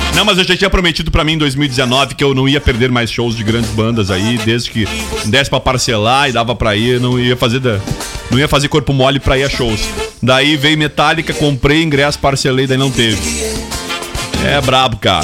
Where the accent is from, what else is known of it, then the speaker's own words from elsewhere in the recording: Brazil; enquanto brasileiro